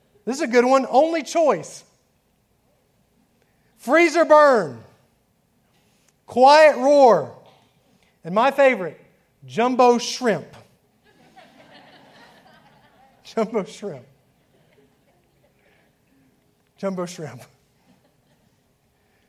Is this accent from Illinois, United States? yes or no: no; Atlanta, Georgia, United States; now in Alabama, United States; I grew up in Atlanta, outside of Atlanta